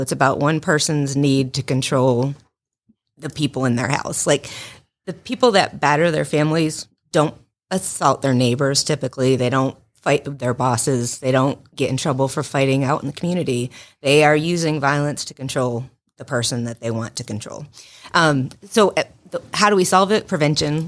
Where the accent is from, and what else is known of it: Western Massachusetts, United States; moved away as an adult; also born or lived in North Carolina; now in Rome, United States